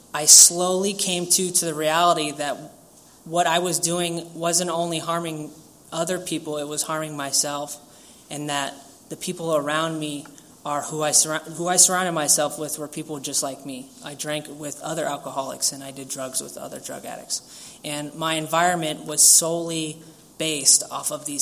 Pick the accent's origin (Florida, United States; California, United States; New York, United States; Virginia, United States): California, United States; San Diego; I grew up here in Pacific Beach, San Diego